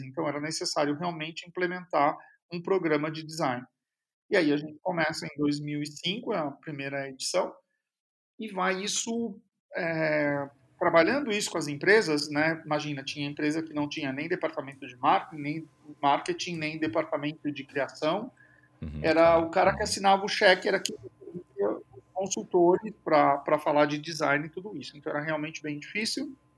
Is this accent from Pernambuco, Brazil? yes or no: no; Tupã, São Paulo, Brazil; moved away as an adult; also born or lived in Presidente Prudente; Eu, eu cresci em Tupã, na realidade, que é bem interior de São Paulo